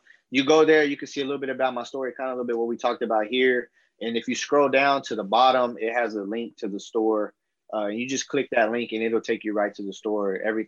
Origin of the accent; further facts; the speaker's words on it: Fort Worth, Texas, United States; I'm from Fort Worth, Texas